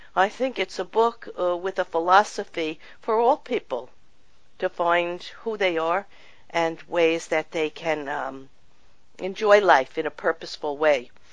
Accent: New York, United States; I grew up in New York

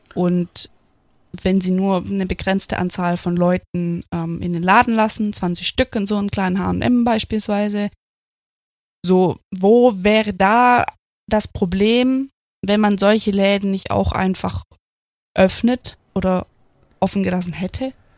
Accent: Germany; bei uns in Deutschland

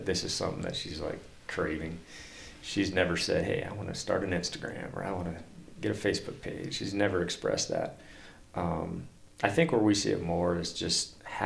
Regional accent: Washington, United States; now in Montana, United States; Growing up in Washington

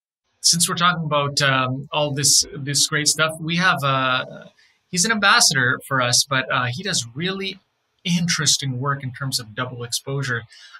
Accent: Canada; Favorite drink. I'm a Canadian, so Tim Hortons Ice Caps.

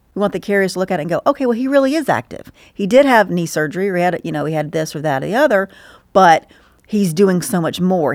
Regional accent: Stockbridge, Georgia, United States; I grew up in Stockbridge

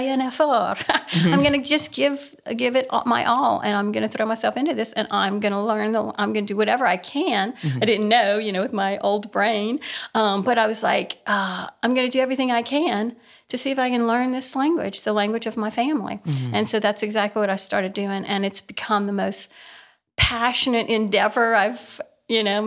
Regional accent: Cajun country, Louisiana, United States; I have Cajun heritage. I have Acadian heritage

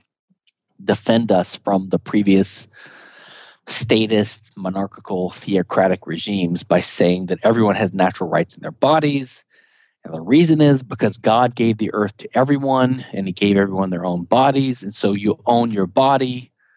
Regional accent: the South, Southern United States, United States; I'm a Southerner

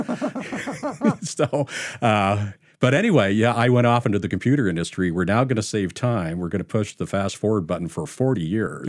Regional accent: San Jose, California, United States; now in Utah, United States; We moved to California, uh, when I was like nine.

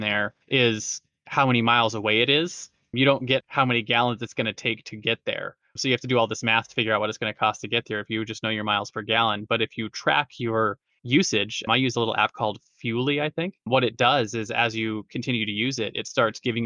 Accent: Southern California, United States; I grew up in Southern California

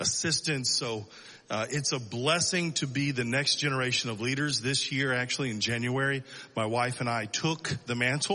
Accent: Selma, Alabama, United States; moved away as an adult; also born or lived in Dallas, Texas; now in Israel; I was born in Dallas, raised in Alabama. So I'm a cowboy redneck

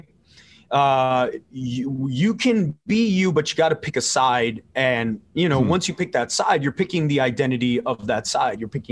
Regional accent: South Texas, United States; also born or lived in Los Angeles, California; So I was born in LA, but I was raised in South Texas

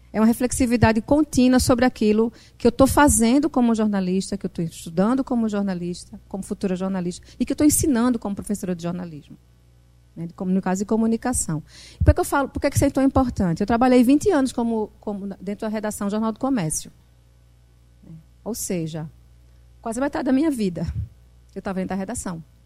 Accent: Northeast Brazil, Brazil; accent: Northeastern (Nordeste)

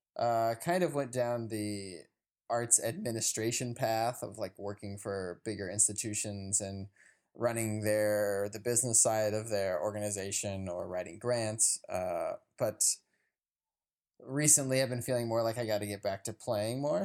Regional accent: Chicago, Illinois, United States; I'm a percussionist from Chicago, Illinois

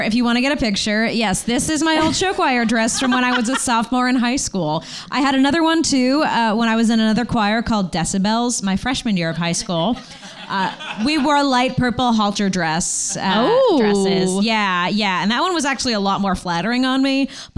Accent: Burbank, California, United States; I grew up in Burbank. I am a veritable Valley girl.

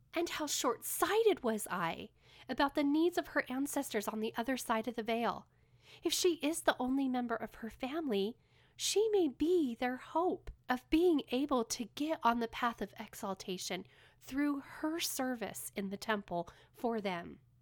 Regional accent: California, United States; now in Utah, United States; I live in Utah, but I was born and raised in California.

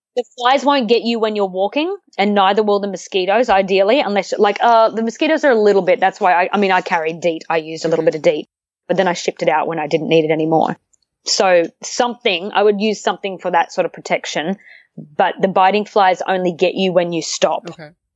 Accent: Australia; I come from Australia

